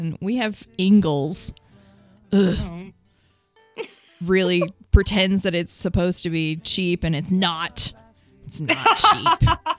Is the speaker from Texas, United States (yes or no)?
no; Kentucky, United States; now in Asheville, United States; I'm from Kentucky.